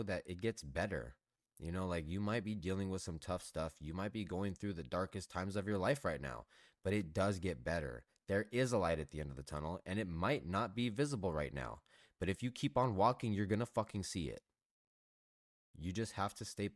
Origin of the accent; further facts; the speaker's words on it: Los Angeles, California, United States; I grew up in Southern California. Went to Hollywood every week. Grew up in Los Angeles